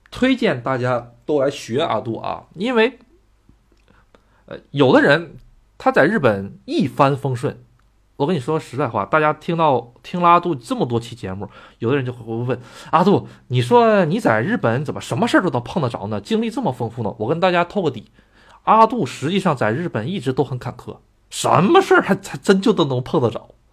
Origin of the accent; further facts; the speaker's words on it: China; moved away as an adult; also born or lived in Japan; 咱这个中国人